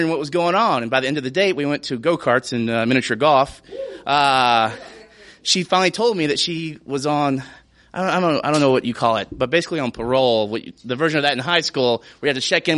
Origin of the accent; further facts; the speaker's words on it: Portland, Tennessee, United States; moved away; I'm from Portland, Tennessee, by the way, which is about, at the time, 9,000 people.